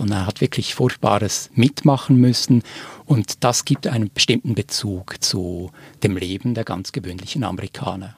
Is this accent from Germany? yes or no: no; Switzerland; als Schweizer